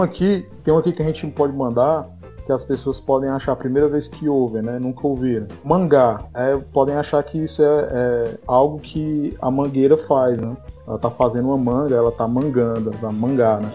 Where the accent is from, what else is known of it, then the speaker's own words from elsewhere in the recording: Fortaleza, Ceará, Brazil; accent: Nordeste; a gente é aqui de Fortaleza, no Ceará, e aqui a gente tem um sotaque muito característico, né, do Nordeste